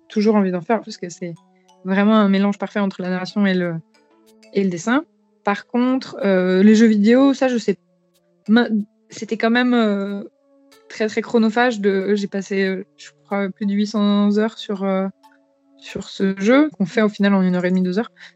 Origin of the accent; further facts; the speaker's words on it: France; je suis une, vieille française euh, euh, sans aucune, sans aucune origine mystique ou, exotique que ce soit.